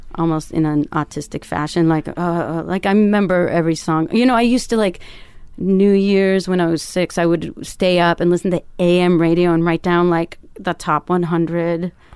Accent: Canada; moved away as an adult; also born or lived in Toronto; now in Berlin, Germany; my dad and my brother made me play hockey 'cause I'm Canadian

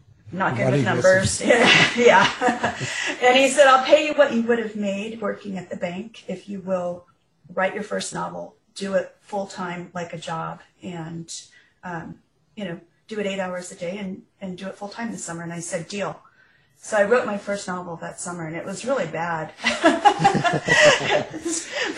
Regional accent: Nebraska, United States; I grew up in Nebraska, which is where I am now

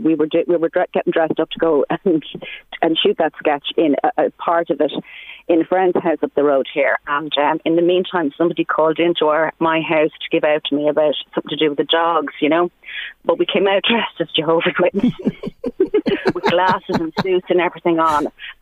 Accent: Dundalk, County Louth, Ireland; I'm from Dundalk, Sinead.

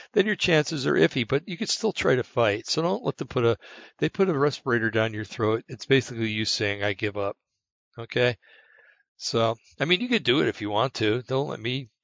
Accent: Bergen County, New Jersey, United States; I come from Bergen County, New Jersey

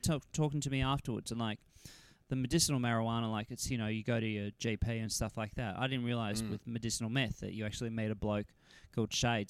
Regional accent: United States; I'm an American. And I've grown up a massive footy fan thanks to my Australian dad.

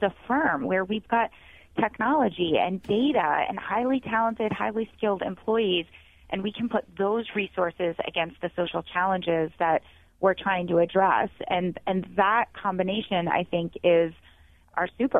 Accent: Northeast Ohio, United States; moved away as an adult; also born or lived in Washington, D.C.; I grew up in Northeast Ohio

